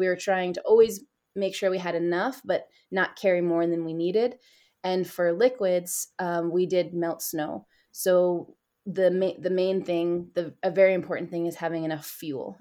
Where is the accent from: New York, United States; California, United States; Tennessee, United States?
New York, United States; East Coast of the States; moved away as an adult; also born or lived in Nepal / South Asia; I grew up, I'm originally from the States, and I grew up on the East Coast of, um, of the States in New York.